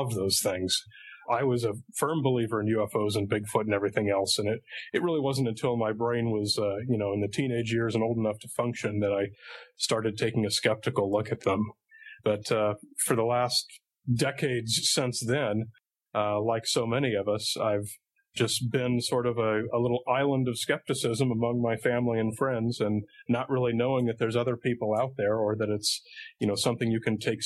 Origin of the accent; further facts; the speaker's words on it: Southern California, United States; I come from Southern California